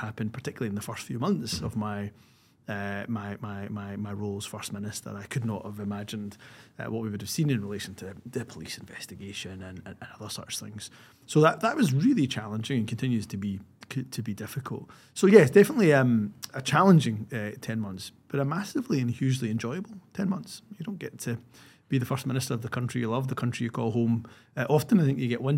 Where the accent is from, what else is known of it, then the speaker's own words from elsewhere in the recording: Scotland, United Kingdom; being from the background in terms of being a Scottish Pakistani, South Asian